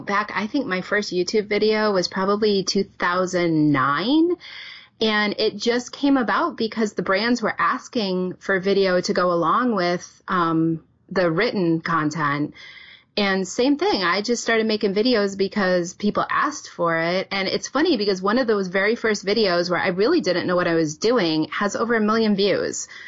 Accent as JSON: {"language": "English", "region": "New England", "country": "United States", "tie": "born or raised there", "moved": "as an adult", "lives_now": "Wisconsin, United States", "said": "I was born and raised in New England and started teaching there"}